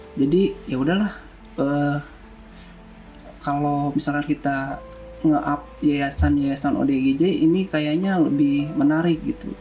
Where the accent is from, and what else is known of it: Bandung, West Java, Indonesia; born or raised there; also born or lived in Madiun, East Java